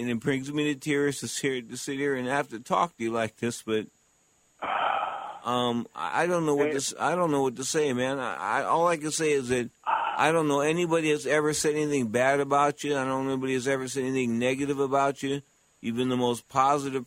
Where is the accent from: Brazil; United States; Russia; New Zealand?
United States; San Francisco, California; I was from San Francisco